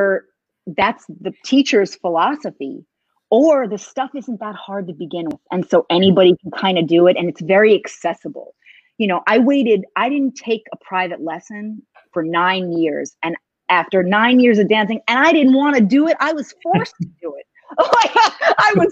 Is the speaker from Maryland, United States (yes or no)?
no; New York City, New York, United States; I'm from New York City.